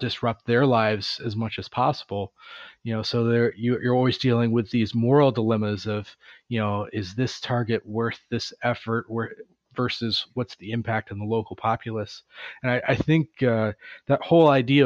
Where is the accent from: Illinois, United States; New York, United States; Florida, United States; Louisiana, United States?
Florida, United States; Tampa Bay area; now in Oceanside, United States; I grew up in Florida